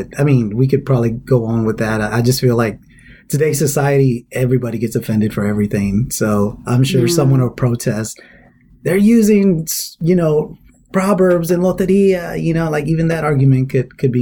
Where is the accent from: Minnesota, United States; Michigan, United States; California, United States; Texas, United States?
Texas, United States; Houston; also born or lived in El Salvador; I came over when I was 2 years old. So I was basically raised in Magnolia, Houston, Avenue N